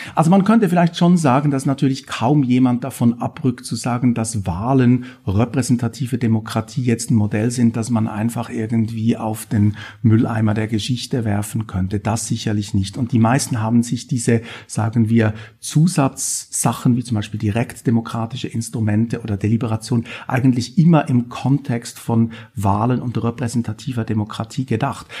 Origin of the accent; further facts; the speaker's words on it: Switzerland; moved away as an adult; also born or lived in Bern; now in Stuttgart, Germany; Man hört das auch ein bisschen, ich bin Schweizer, lebe auch immer noch einen Teil meines Lebens in der Schweiz. Und ich habe meine ganze Ausbildung auch in der Schweiz gemacht